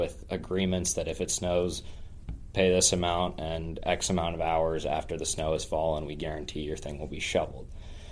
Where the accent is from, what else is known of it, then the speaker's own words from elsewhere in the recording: Alexandria, Virginia, United States; moved away as an adult; from Alexandria, Virginia, just outside of D.C. I was born there, grew up my whole life there